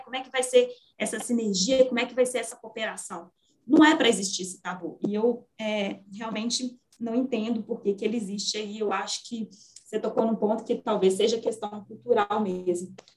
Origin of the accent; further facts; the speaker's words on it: Minas Gerais, Brazil; Como uma boa mineira